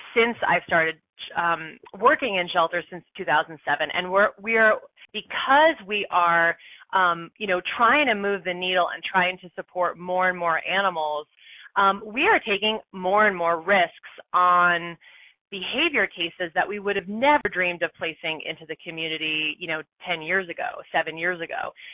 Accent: East Coast, United States; moved away; also born or lived in San Francisco / Boulder, Colorado; I'm from the East Coast

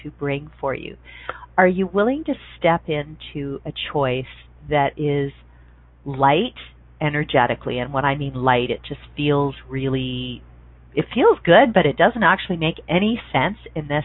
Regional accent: Canada; I'm a Canadian.

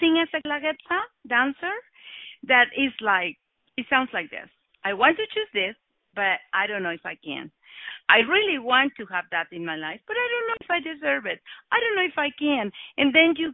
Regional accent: Oaxaca, Mexico; English is a second language; I was born in Oaxaca, in one part of Mexico, just a few years ago.

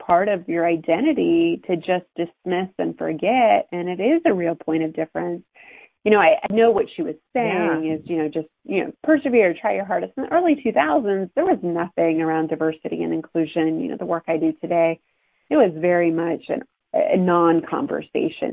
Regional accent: Ohio, United States; I'm an Ohio girl. I grew up in Ohio and went to Ohio State, as us Buckeyes

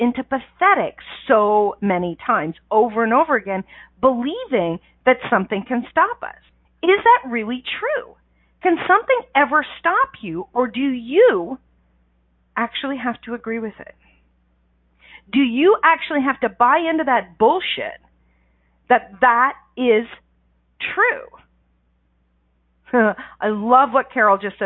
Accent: Canada; I'm Canadian

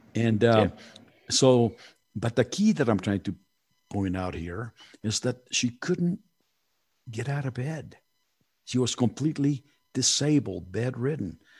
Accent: Mexico City, Mexico; moved away; I was born in Mexico City, and you know, we are very family oriented

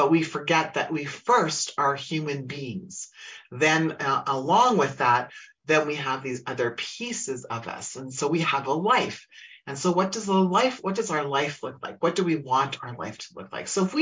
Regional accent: Humboldt, Saskatchewan, Canada; now in Alberta, Canada; I grew up in Saskatchewan, which is a province next to me where I live in the province of Alberta

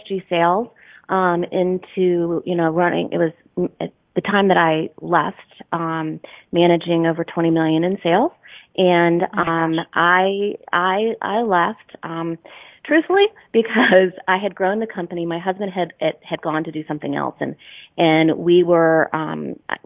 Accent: North Carolina, United States; moved away as an adult; decided to come back to my home state of North Carolina

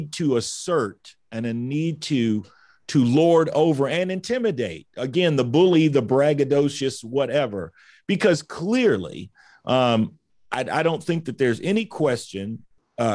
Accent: United States; being an American

